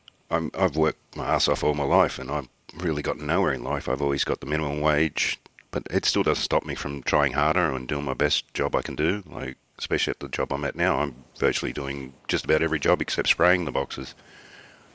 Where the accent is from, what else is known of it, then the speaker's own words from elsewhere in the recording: Australia; I'm Australian